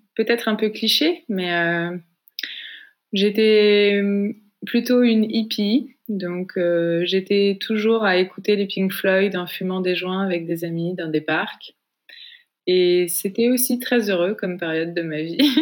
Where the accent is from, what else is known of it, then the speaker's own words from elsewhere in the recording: Paris region, west of Paris, Île-de-France, France; j'ai grandi en région parisienne, à l'ouest de Paris